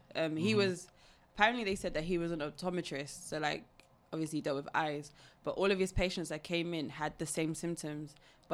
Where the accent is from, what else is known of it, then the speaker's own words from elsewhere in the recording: Sierra Leone; Yeah, yeah. I'm from Sierra Leone.